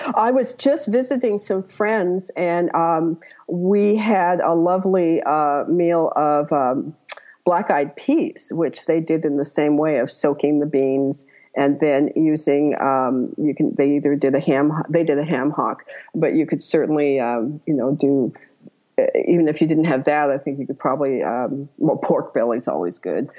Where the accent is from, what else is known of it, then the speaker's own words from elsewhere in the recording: Santa Barbara, California, United States; now in Pacific Northwest, United States; I was originally from Santa Barbara